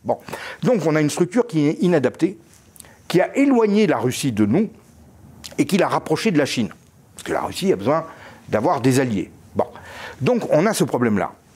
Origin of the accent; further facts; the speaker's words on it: France; en tant que Français